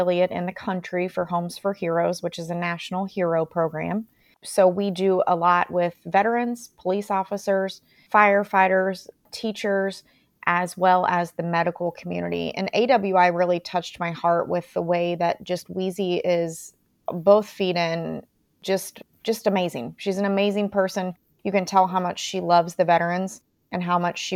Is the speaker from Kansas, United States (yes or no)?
no; Mooresville, Indiana, United States; my hometown's Mooresville, Indiana